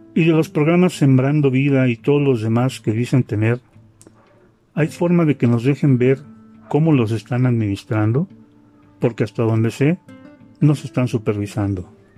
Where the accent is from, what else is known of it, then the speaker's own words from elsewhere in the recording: Mexico; yo soy un ciudadano mexicano que sus impuestos ha pagado